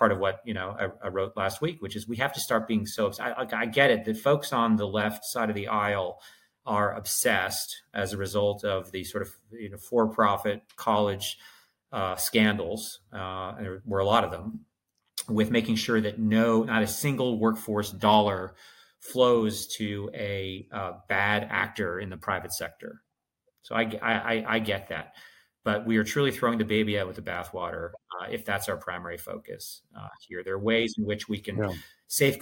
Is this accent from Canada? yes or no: yes; Canada; now in Los Angeles, United States; I'm from Canada